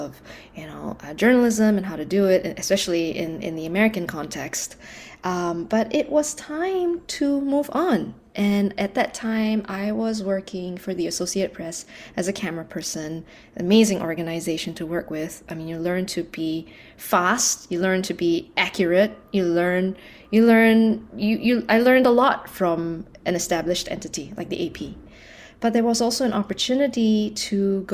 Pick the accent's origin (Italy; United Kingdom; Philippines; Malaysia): Malaysia; I was born and raised in Malaysia.